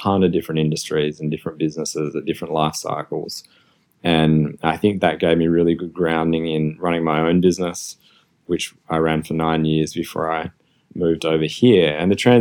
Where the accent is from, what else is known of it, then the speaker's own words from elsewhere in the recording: Australia; moved away; also born or lived in Melbourne, Australia; I'm Australian, you can probably hear my accent